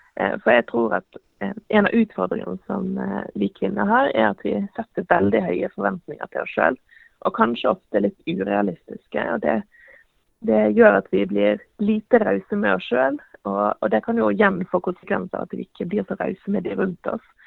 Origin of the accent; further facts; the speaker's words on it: Western Norway, Norway; now in Eastern Norway, Norway; Som, som vestlending så må jeg jo si at jeg savner veldig fjellene eh, her på Østlandet